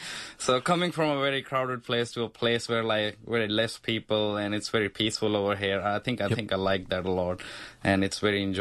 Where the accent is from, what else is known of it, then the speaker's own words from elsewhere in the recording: Chandigarh, India; moved away as an adult; now in Adelaide, Australia; I come from India.